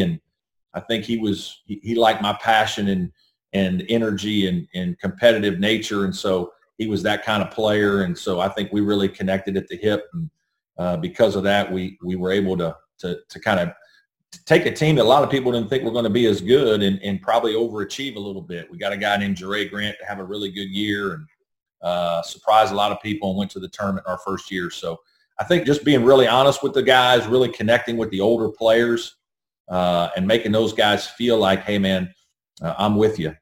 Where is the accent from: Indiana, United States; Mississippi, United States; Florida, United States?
Indiana, United States; Evansville; now in South Carolina, United States; growing up in Southern Indiana, my dad was a high school teacher